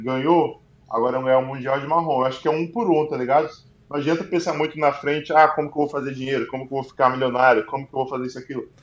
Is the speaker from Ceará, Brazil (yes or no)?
yes; Fortaleza, Ceará, Brazil; moved away as an adult; eu sou de Fortaleza